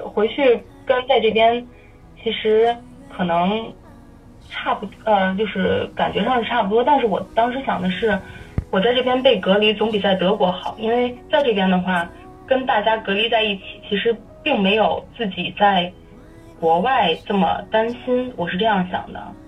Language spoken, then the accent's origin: Chinese; Tianjin, China; now in Berlin, Germany; 我们天津人